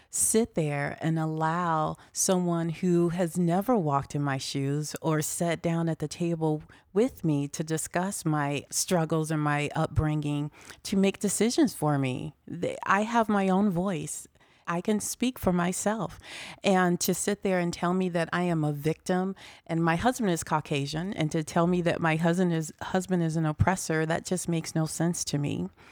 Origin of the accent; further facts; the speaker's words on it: Chicago, Illinois, United States; moved away as an adult; now in Des Moines, United States; I'm originally from Chicago, but I've lived in Des Moines for about thirty years.